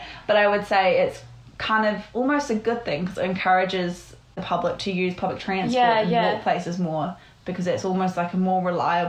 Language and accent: English; Hawke's Bay, New Zealand; now in Wellington, New Zealand; I'm from Hawke's Bay, which is a lot smaller and a lot more spread out.